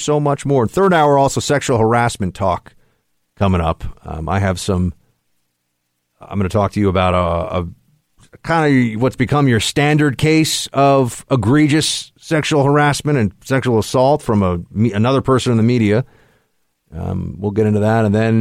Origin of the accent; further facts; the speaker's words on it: New York, United States; growing up in New York